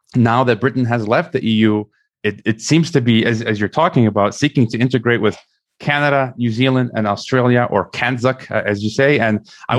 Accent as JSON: {"language": "English", "country": "United States", "said": "as an American"}